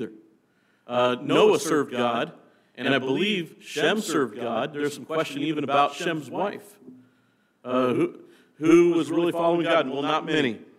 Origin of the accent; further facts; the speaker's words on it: Nebraska, United States; moved away; I came from Nebraska